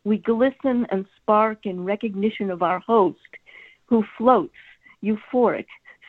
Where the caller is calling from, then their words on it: Virginia, United States; Oh, hi, Northern Virginia.